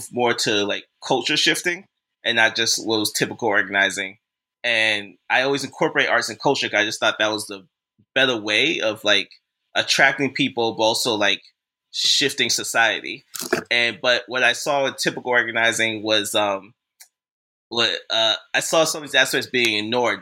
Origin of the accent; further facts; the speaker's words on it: Boston, Massachusetts, United States; moved away as an adult; now in Brooklyn, United States; I was born and raised in Boston, Massachusetts.